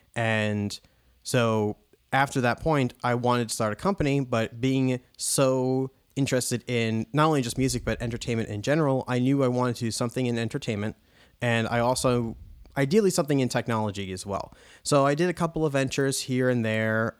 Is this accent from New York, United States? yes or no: yes; New York, United States; we would drive from New York all the way down to Florida